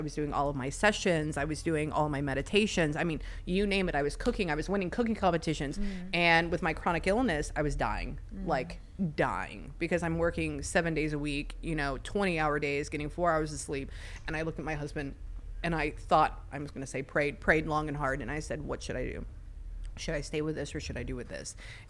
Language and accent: English; Pasadena, California, United States; technically I'm like half Mexican, right? Because I grew up in Pasadena.